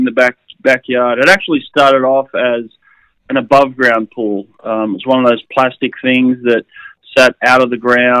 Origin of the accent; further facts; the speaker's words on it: Sydney, New South Wales, Australia; I grew up near Maroubra Beach and spent a lot of time in the ocean